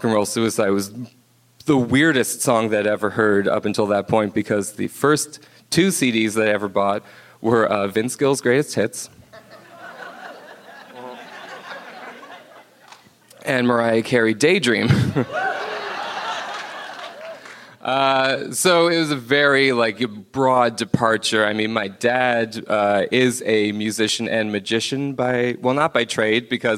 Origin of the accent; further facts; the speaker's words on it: Cape Breton, Nova Scotia, Canada; I grew up in Cape Breton, Nova Scotia